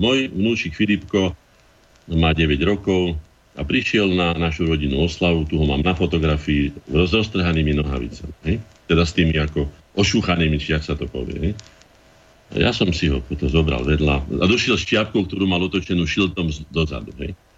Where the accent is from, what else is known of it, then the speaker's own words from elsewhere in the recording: Slovakia; som ja Slovák